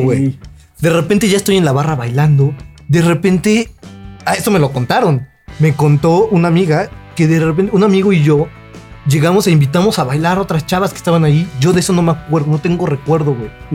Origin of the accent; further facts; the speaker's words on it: Mexico; siendo mexicano